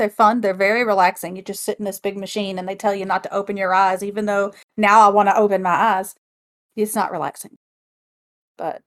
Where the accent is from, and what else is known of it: United States; accent: twang